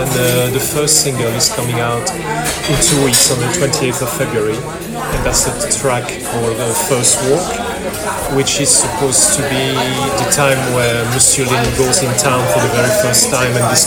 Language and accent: English; Belgium; also born or lived in Poland; now in London, United Kingdom; I was born in Belgium